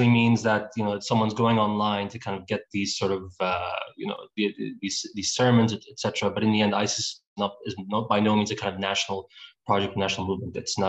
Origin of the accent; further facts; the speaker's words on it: Tira, Central District, Israel; In my hometown in Tiri, for example, which is in the Triangle area